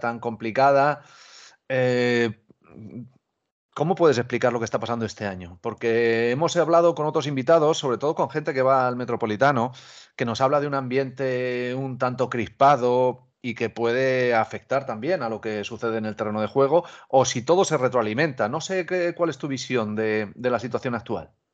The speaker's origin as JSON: {"language": "Spanish", "town": "Albacete", "region": "Castilla-La Mancha", "country": "Spain", "said": "soy de Albacete"}